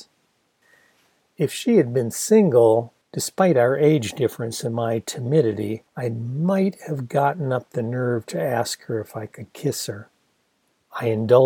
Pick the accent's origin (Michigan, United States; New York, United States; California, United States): Michigan, United States; Ann Arbor; a big progressive university town like my hometown of Ann Arbor